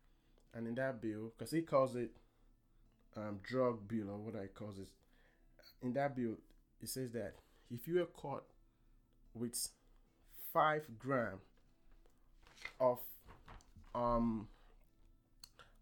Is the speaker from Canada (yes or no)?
no; Nigeria; now in United States; I am an African American. I was born in Nigeria